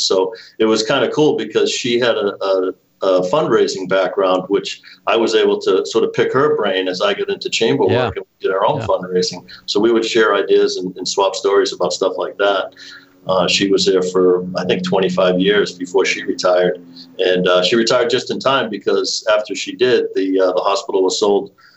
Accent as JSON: {"language": "English", "town": "Norwood", "region": "Massachusetts", "country": "United States", "tie": "born or raised there", "also_born_or_lived": "Boston", "said": "I was born in Boston, but spent most of my life living here in the town of Norwood"}